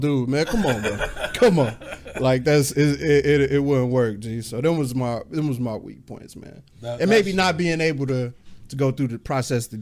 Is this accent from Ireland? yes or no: no; Chicago, Illinois, United States; Born and raised in Chicago.